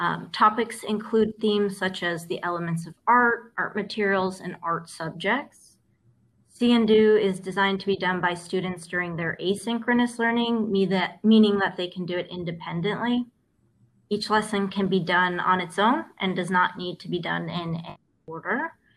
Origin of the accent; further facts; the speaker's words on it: Oakland, California, United States; also born or lived in London / Los Angeles / Central Coast; now in Palm Springs, United States; I'm from the Bay Area. I grew up in Oakland, and I've lived all over. I've lived abroad in London, and I made my way back to California for warmer weather. I've lived in LA, I've lived in the Central Coast, and now I'm here in happy Palm Springs